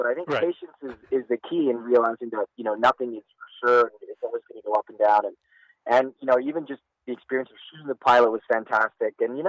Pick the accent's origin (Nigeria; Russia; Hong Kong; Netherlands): Hong Kong; also born or lived in Vancouver, Canada; And I grew up in Hong Kong, between Hong Kong and Vancouver. So I'm actually Canadian.